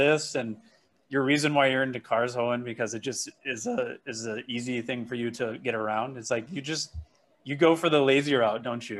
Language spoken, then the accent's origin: English; Elk Grove Village, Illinois, United States; moved away as an adult; also born or lived in Japan; now in Hawaii, United States; where I grew up in the Elk Grove kind of Schaumburg area, really close to Arlington Heights